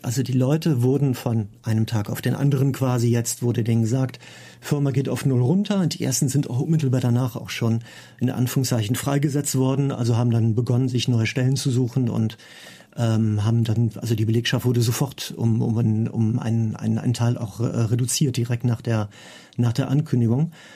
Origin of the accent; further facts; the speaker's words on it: Cologne, North Rhine-Westphalia, Germany; bei mir in meiner Heimatstadt in Köln